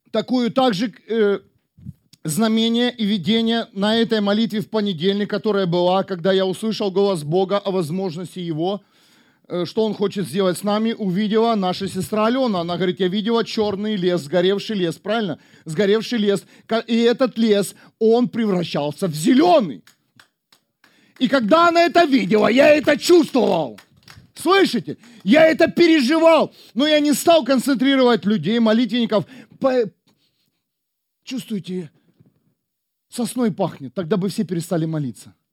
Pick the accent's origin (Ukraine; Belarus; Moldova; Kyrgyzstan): Ukraine; now in Germany; Бог привел меня в Германию. Мы приехали из Украины